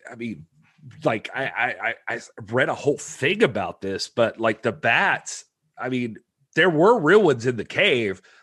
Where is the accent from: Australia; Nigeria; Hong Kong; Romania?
Hong Kong; Kowloon Bay; born there; I was born in Kowloon Bay.